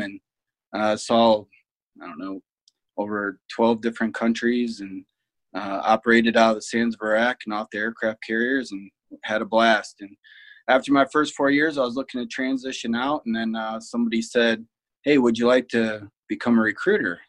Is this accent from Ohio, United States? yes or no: yes; Fremont, Ohio, United States; also born or lived in Toledo, Ohio; so I'm from Fremont, Ohio. Went to uh, Fremont St. Joe. Uh, graduated in '99